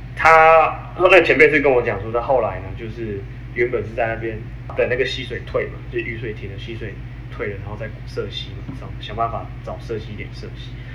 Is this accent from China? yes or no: no; Taiwan; 我们台湾人